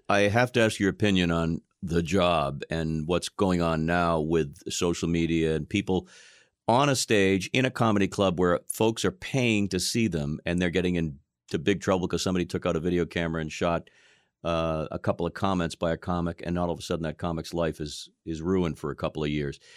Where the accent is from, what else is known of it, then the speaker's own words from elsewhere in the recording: Boston, Massachusetts, United States; I'm from Boston, okay? I grew up here